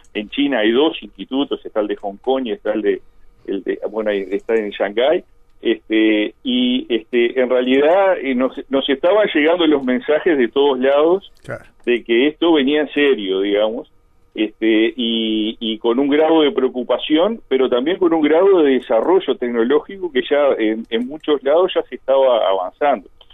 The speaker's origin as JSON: {"language": "Spanish", "town": "Colonia del Sacramento", "region": "Colonia", "country": "Uruguay", "moved": "yes", "lives_now": "Montevideo, Uruguay", "said": "yo soy allá de Colonia"}